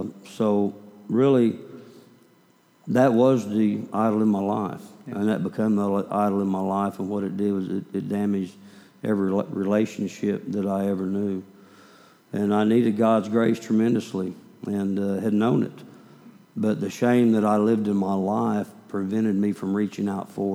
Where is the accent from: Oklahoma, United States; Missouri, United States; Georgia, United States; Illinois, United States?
Oklahoma, United States; also born or lived in Kansas; I was born in Kansas, raised in Oklahoma